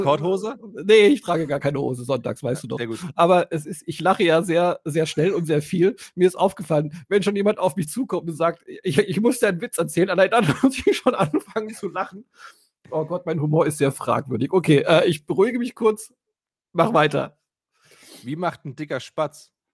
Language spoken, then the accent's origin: German; Allgäu, Germany; moved away; ich habe ja als Kind im Allgäu gewohnt